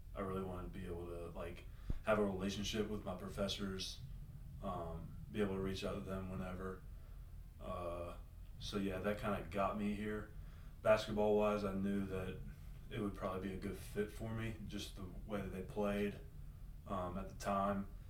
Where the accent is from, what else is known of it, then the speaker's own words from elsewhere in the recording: Greenville, South Carolina, United States; I'm from Greenville, South Carolina